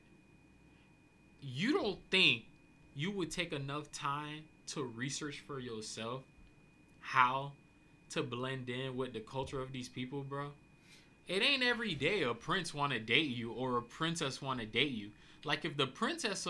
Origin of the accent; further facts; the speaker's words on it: United States; I'm an American